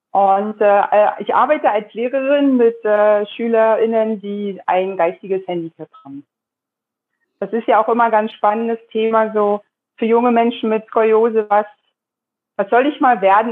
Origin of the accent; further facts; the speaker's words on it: Germany; Und nun bin ich in der DDR groß geworden.